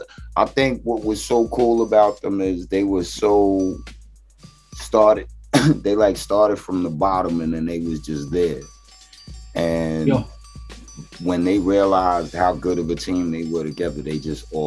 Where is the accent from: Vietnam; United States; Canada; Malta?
United States; New York City, New York; I was born in Flushing, like, so the Mets were like, that's my hometown.